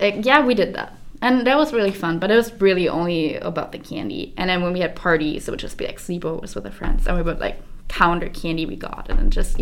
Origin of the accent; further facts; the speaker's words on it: Germany; moved away; I grew up in Germany